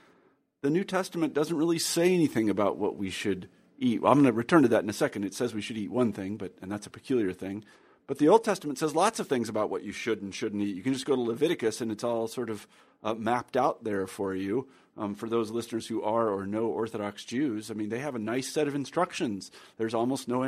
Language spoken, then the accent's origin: English; Midwest, United States; growing up in the Midwest